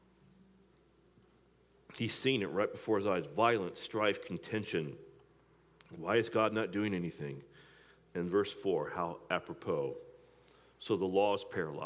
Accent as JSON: {"language": "English", "region": "Midwest", "country": "United States", "also_born_or_lived": "East Coast", "moved": "as an adult", "said": "I was in the Midwest, I was from the Midwest."}